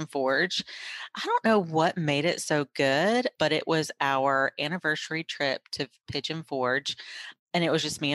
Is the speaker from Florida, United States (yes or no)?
no; Raleigh, North Carolina, United States; moved away; I'm from Raleigh